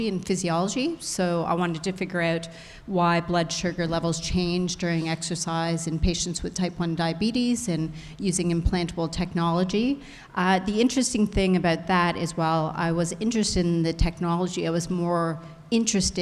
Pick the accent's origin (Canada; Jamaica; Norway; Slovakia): Canada; I'm a Canuck. Proud of it